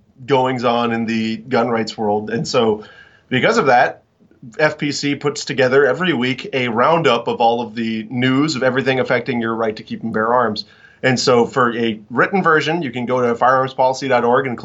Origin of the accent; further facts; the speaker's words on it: Florida, United States; in my home country of Florida